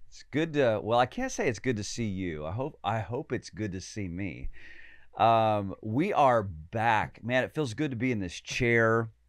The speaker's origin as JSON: {"language": "English", "town": "Pekin", "region": "Illinois", "country": "United States", "tie": "born or raised there", "said": "my hometown, uh, right out of Pekin, Illinois"}